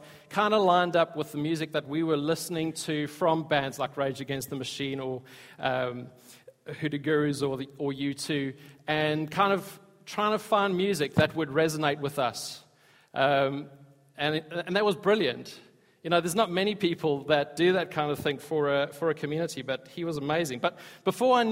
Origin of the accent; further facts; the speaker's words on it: South Africa; I grew up in South Africa